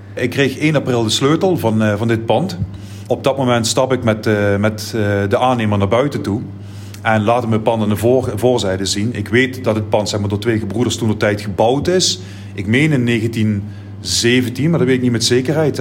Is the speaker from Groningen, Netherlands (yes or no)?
no; Heerlen, Limburg, Netherlands; Ik ben in de Passer ben ik opgegroeid